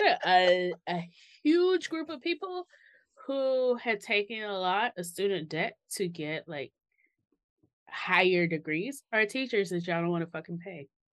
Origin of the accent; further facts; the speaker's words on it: Mississippi, United States; growing up in Mississippi